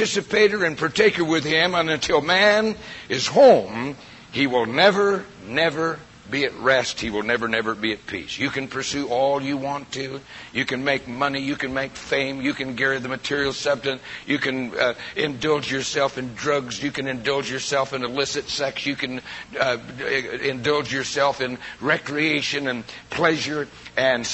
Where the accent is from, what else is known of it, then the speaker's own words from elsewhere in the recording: Prescott, Arizona, United States; moved away as an adult; been out of Prescott in my entire life.